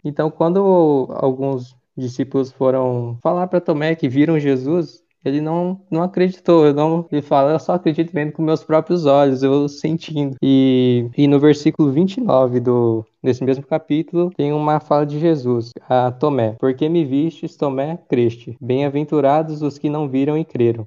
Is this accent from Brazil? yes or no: yes; Nova Bilac, Paraná, Brazil; moved away as an adult; now in Cornélio Procópio, Brazil; eu estou fazendo faculdade em Cornélio, mas eu sou de Nova Bilac, no Paraná